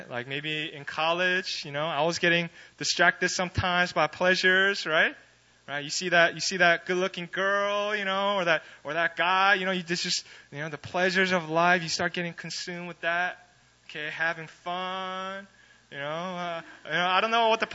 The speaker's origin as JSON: {"language": "English", "region": "East Coast of America", "country": "United States", "moved": "yes", "said": "I'm from the East Coast"}